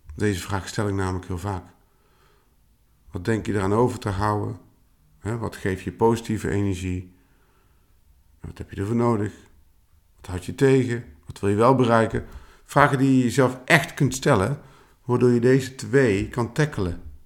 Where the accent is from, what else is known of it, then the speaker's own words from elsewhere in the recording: Tilburg, North Brabant, Netherlands; also born or lived in Eindhoven; now in Veldhoven, Netherlands; oorspronkelijk kom ik uit Tilburg